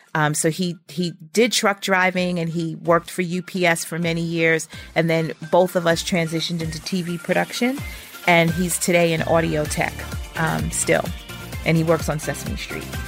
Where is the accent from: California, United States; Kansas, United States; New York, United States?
New York, United States; New York City; I was from Brooklyn and, and from his neighborhood